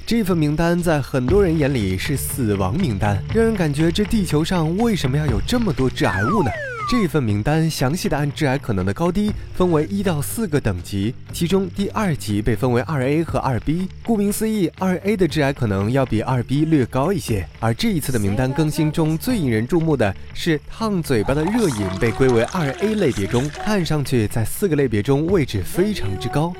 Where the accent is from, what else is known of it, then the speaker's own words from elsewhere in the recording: China; 在中国，喝汤和喝茶是我们生活的一部分